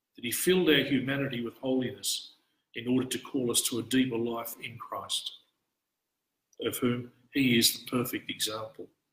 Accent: Australia; an Australian priest in the Orthodox Church

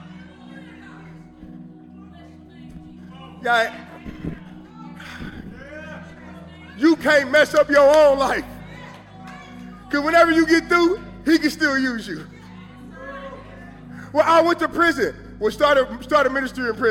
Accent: Kansas City, Missouri, United States; I'm from Kansas City.

